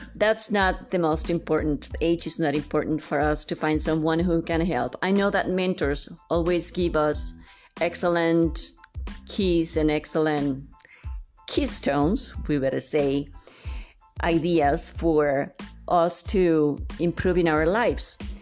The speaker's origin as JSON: {"language": "English", "region": "San Luis Potosí", "country": "Mexico", "said": "I'm from San Luis Potosí"}